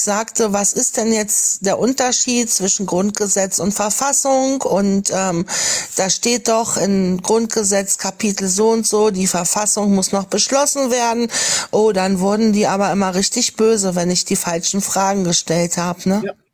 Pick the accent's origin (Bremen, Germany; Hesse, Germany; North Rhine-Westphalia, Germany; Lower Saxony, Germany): Lower Saxony, Germany; ich bin wie gesagt in Niedersachsen groß geworden